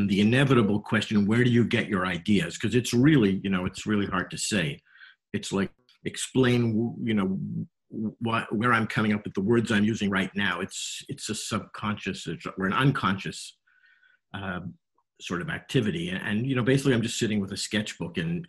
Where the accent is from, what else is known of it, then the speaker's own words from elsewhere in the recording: Montreal, Quebec, Canada; moved away as an adult; now in United States; I grew up in Montreal